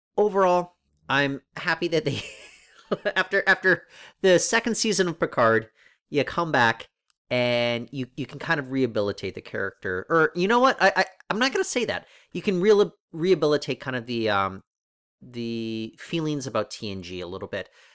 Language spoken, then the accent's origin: English; Canada; also born or lived in Toronto; we're Canadian.